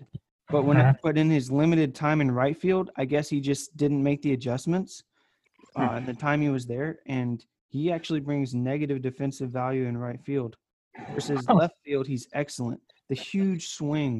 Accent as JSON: {"language": "English", "region": "Florida", "country": "United States", "tie": "born or raised there", "said": "I'm from Florida, and so I grew up watching the Marlins"}